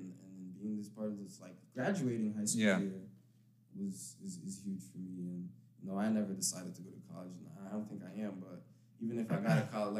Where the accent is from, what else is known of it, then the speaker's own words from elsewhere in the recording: Ipatinga, Minas Gerais, Brazil; now in United States; I lived there my whole life. I live so I was born in Ipatinga